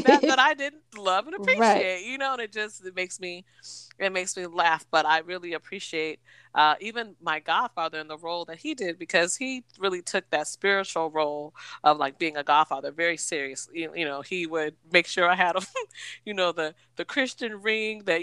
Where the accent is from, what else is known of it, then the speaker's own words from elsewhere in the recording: Seattle, Washington, United States; growing up in Seattle, there was a Rainier Vista Boys and Girls Club